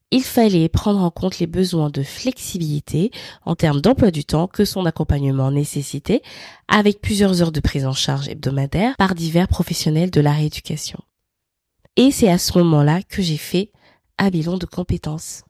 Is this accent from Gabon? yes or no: yes; Libreville, Estuaire, Gabon; je suis née à Libreville au Gabon